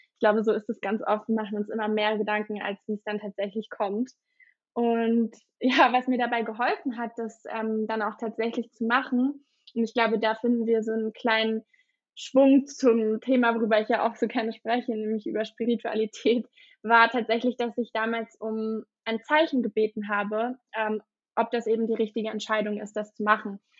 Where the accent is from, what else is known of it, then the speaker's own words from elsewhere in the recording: Berlin, Germany; ich bin gebürtige Berlinerin und ähm, lebe auch immer noch in Berlin.